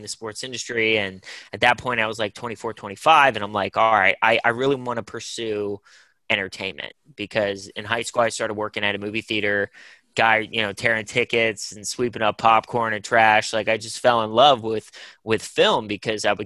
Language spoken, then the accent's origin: English; Pittsburgh, Pennsylvania, United States; growing up in Pittsburgh, being a diehard Steeler fan and Penguin fan